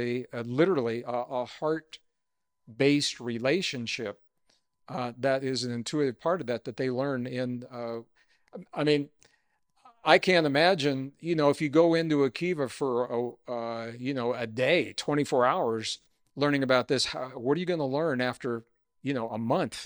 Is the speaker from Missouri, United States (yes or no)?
yes; Missouri, United States; I grew up in Missouri